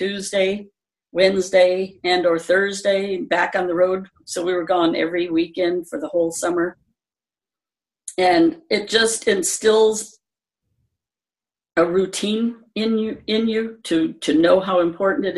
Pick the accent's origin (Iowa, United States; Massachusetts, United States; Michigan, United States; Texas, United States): Michigan, United States; I joined the drum and bugle corps that we had in my hometown